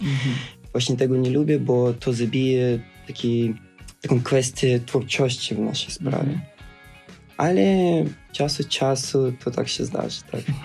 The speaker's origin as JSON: {"language": "Polish", "town": "Odesa", "region": "Odesa Oblast", "country": "Ukraine", "moved": "yes", "said": "Pochodzę z Ukrainy, właśnie z południa Ukrainy, z miasteczka Odesy"}